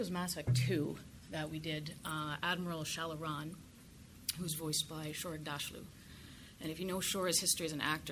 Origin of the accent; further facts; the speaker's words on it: Canada; now in United States; I'm Canadian, here in America